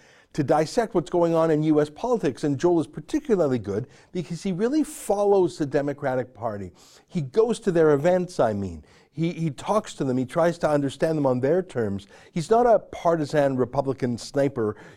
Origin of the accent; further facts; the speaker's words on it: Canada; I'm a Canadian